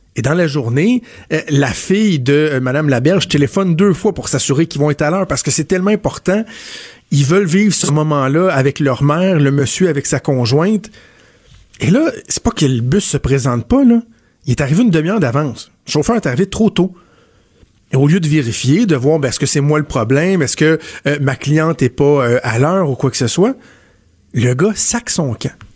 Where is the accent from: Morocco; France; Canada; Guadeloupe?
Canada; Quebec; c'est chez nous au Québec, c'est à Montréal